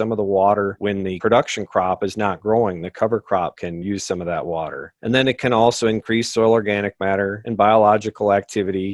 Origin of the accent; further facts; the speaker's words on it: Southeast Minnesota, United States; I grew up in Southeast Minnesota